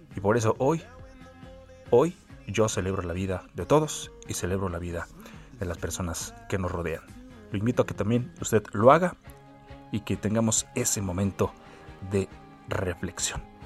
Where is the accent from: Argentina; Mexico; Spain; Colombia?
Mexico